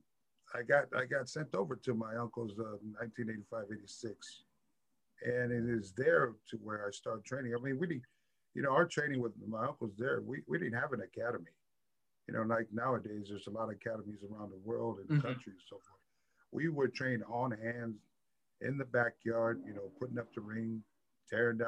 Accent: San Francisco, California, United States; Born and raised in San Francisco, California, in the Bay

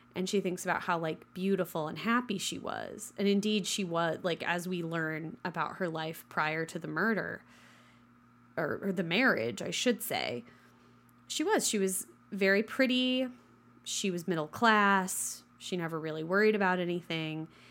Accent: western Kansas, United States; the first one that got built in my hometown

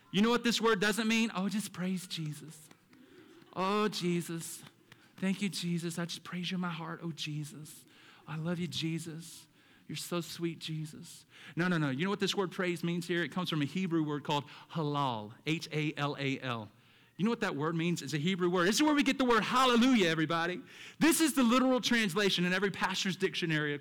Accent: the South, United States; me as a child growing up in the South with a church on every corner

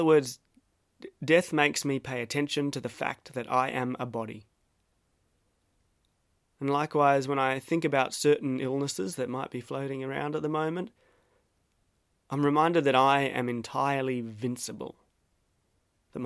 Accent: Australia; accent: broad Australian; I had to be the nonchalant Aussie bloke about it, so I put on my broadest accent

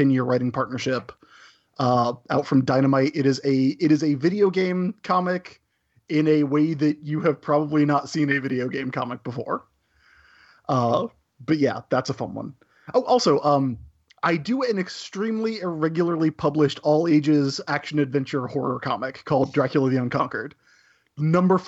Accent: South Carolina, United States; accent: Southern; as a native South Carolinian

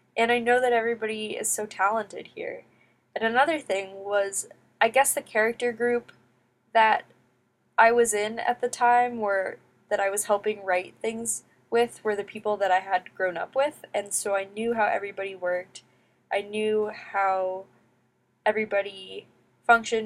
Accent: United States; growing up in the United States

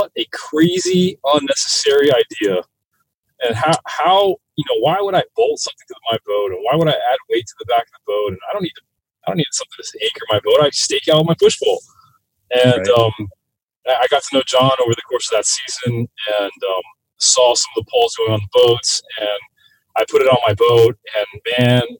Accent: South Florida, United States; I grew up in South Florida

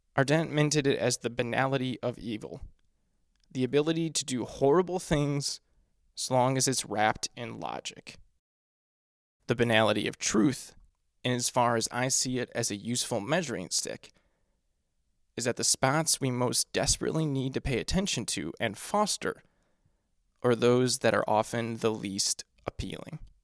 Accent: United States; my home country

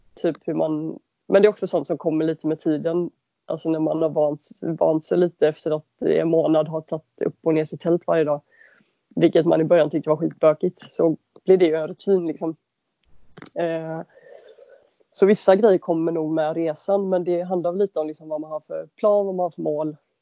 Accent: Varberg, Halland County, Sweden; moved away as an adult; now in Gothenburg, Sweden; jag är uppväxt i Varberg.

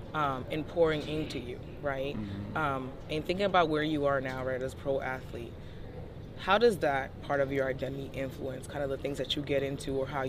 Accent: New York City, New York, United States; I grew up in the South Bronx.

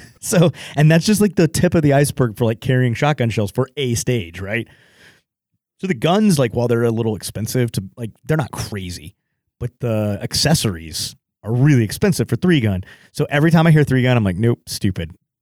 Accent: Texas, United States; me growing up in Texas

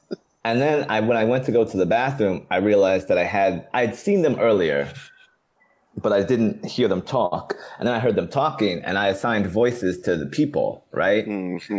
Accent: Long Island, New York, United States; we're from Long Island.

